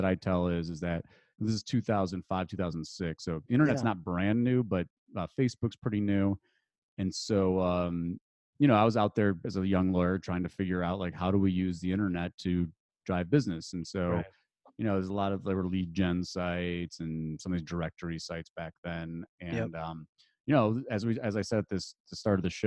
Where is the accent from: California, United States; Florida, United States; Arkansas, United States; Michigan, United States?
Michigan, United States; Detroit; moved away as an adult; also born or lived in Chicago; I grew up outside Detroit